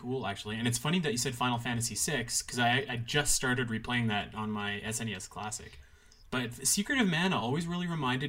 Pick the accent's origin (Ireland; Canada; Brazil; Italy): Canada; accent: Canadian; Well, I'm Canadian.